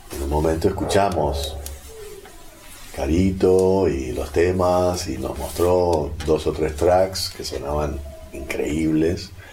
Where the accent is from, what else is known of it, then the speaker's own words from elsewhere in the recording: Buenos Aires, Argentina; also born or lived in California; el porteño, así como el neoyorquino, creo que las grandes urbes en general, tenemos gente que maneja mucha data y a la vez somos prejuiciosos